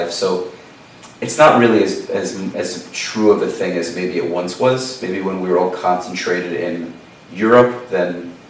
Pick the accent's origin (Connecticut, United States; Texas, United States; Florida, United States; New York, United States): New York, United States; New York City; I grew up in Brooklyn